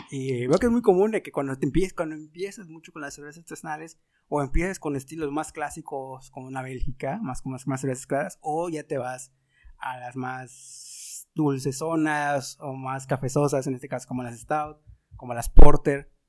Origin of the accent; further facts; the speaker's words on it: Mexico; como buen mexicano